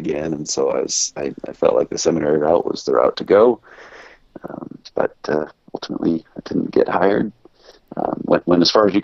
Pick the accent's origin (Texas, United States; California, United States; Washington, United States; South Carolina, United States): California, United States; Southern; moved away as an adult; also born or lived in Utah; I grew up in Southern California